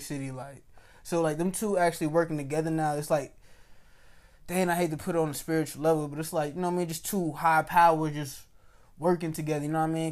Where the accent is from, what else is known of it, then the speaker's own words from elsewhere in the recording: New York City, New York, United States; I'm from New York City.